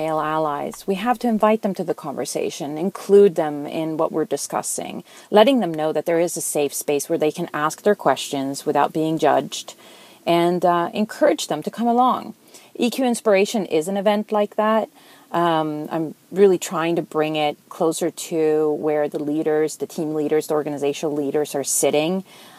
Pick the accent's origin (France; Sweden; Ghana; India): Sweden; moved away; My first job was in Santa Clara. I came over from Sweden in the 90s and was hired by a company there selling digital video editing boards.